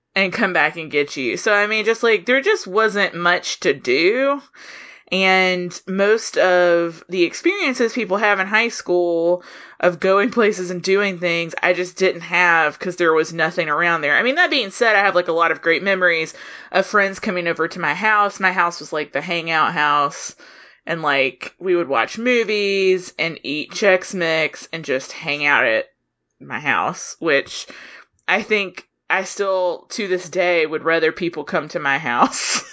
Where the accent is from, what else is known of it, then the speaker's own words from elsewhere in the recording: Soperton, Georgia, United States; moved away; I'm from Soperton, Georgia, which is a super small town in South Georgia